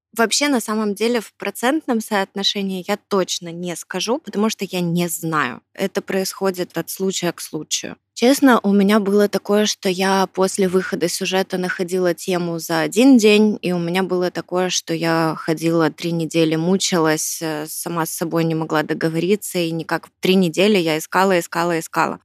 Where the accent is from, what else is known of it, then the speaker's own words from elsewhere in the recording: Ukraine; как справжняя украинка